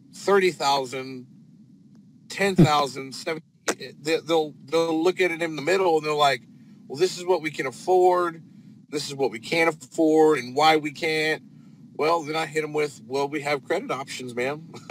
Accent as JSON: {"language": "English", "region": "northern Indiana", "country": "United States", "moved": "yes", "lives_now": "Texas, United States", "said": "I'm from uh, northern Indiana. Um, I'm not a Texan, but I got here as fast as I could. Um, I lived up there since about uh, 2008, 2007."}